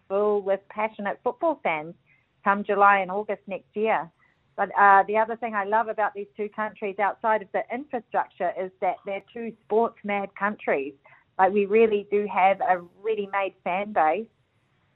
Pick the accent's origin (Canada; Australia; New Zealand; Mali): New Zealand; being a Kiwi